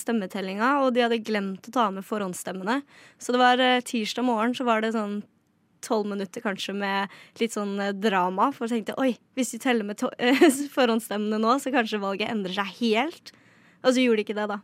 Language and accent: Norwegian; Skien, Telemark, Norway; jeg kommer fra Skien